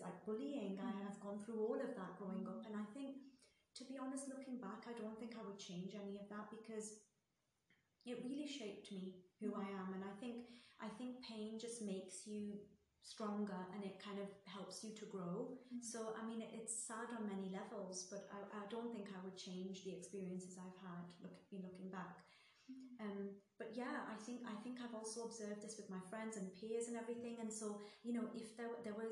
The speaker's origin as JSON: {"language": "English", "town": "Newcastle upon Tyne", "region": "North East England", "country": "United Kingdom", "tie": "born or raised there", "also_born_or_lived": "Saudi Arabia", "moved": "as an adult", "said": "I'm from Newcastle, and Newcastle's such a small town"}